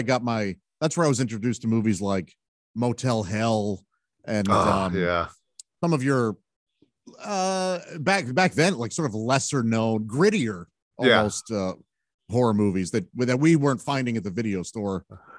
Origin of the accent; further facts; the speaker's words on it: Fenton, Missouri, United States; A suburb called Fenton. And we were lower class.